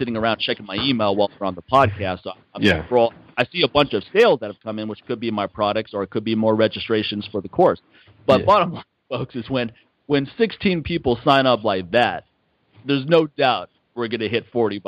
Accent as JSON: {"language": "English", "town": "McLean", "region": "Virginia", "country": "United States", "tie": "born or raised there", "said": "my hometown, McLean, Virginia"}